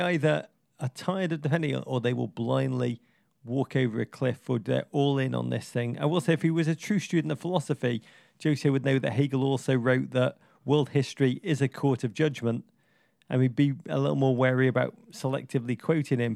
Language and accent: English; England, United Kingdom; now in United States; I'm American now